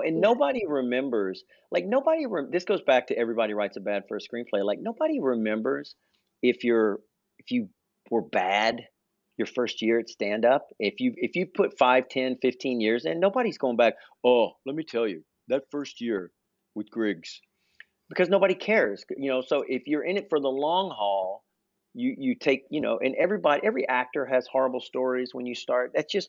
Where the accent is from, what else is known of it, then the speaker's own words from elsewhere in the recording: the South, United States; so the one bomb that it still sticks with me to this day is being a Southerner.